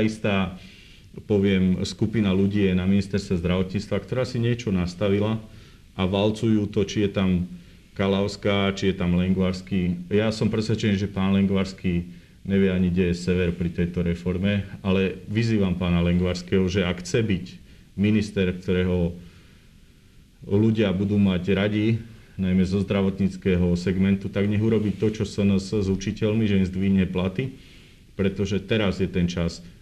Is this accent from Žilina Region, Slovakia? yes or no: no; Revúca, Banská Bystrica Region, Slovakia; Ja som z Revúcej